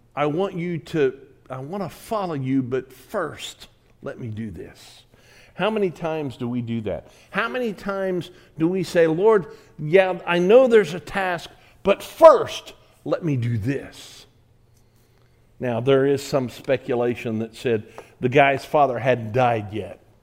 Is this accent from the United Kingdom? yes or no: no; United States; I'm American